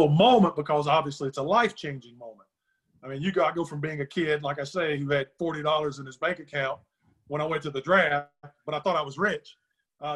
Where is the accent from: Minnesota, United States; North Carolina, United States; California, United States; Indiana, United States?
North Carolina, United States; Black Mountain; growing up in North Carolina there. I'm from the little town of Black Mountain, North Carolina, up in western North Carolina